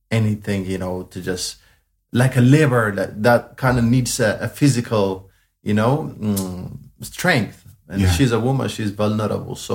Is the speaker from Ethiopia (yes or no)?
yes; Addis Ababa, Ethiopia; Yeah, so I was born in Addis Ababa, but I was born in the biggest slum area in Addis. Um, it's it's it's called Gotera. That's the specific place that I was born in. Uh, yeah, growing up was really, really hard.